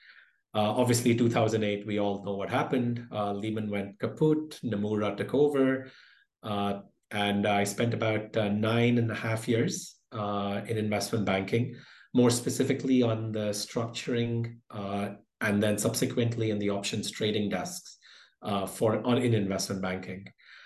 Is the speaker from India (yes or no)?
yes; India; born there; also born or lived in United Kingdom / Philippines; So I was born in India, lived across India, the UK, and the Philippines before going off to the US for my education.